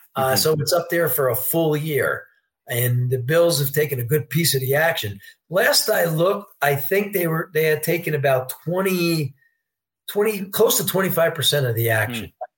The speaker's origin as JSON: {"language": "English", "town": "Poughkeepsie", "region": "New York", "country": "United States", "moved": "yes", "said": "I'm a New Yorker. I'm from Poughkeepsie, New York, originally"}